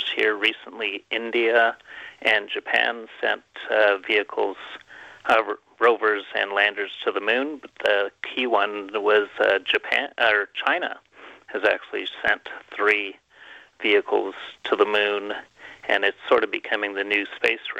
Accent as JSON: {"language": "English", "country": "Canada", "moved": "yes", "said": "I'm originally from Canada"}